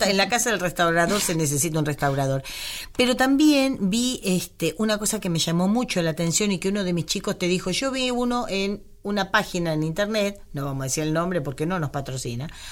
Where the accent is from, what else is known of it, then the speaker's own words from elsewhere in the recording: Cañuelas, Buenos Aires Province, Argentina; mi pueblo, yo le digo pueblo cariñosamente, a Cañuela de mi ciudad